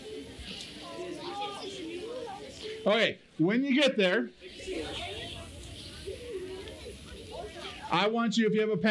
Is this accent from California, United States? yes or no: yes; Kingsburg, California, United States; I'm from Kingsburg.